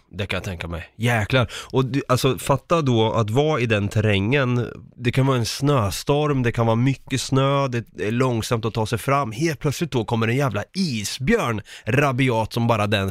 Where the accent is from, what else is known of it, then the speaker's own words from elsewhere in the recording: home town near Vrinneviskogen, Östergötland, Sweden; min hemstad